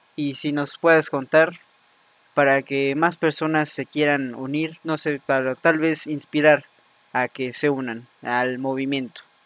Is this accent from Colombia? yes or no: no; Mexico; llevamos como mexicanos, mexicanas